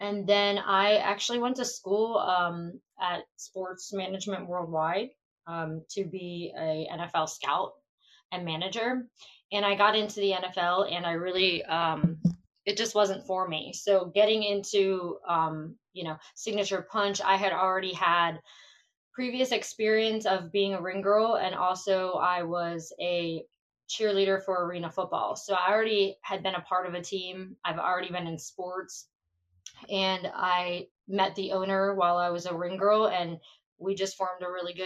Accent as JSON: {"language": "English", "town": "Philadelphia", "region": "Pennsylvania", "country": "United States", "tie": "born or raised there", "also_born_or_lived": "Trenton, New Jersey", "said": "I grew up partially right outside of Philadelphia and then partially right outside of Trenton, New Jersey."}